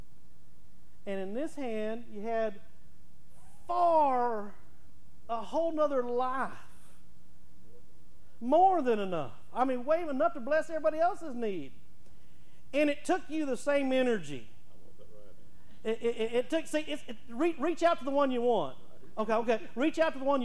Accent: Texas, United States; now in Oklahoma, United States

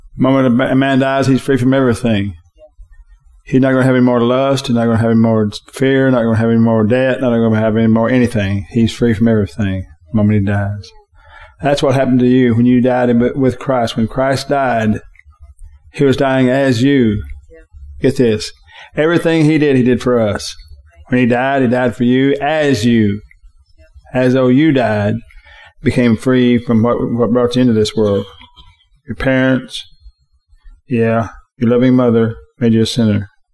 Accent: United States; my freedom as an American.

